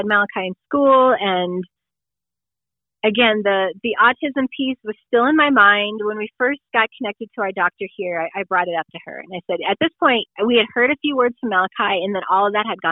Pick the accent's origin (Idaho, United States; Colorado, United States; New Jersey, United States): Colorado, United States; moved away as an adult; also born or lived in South Dakota; We're originally from Colorado, all of our family's here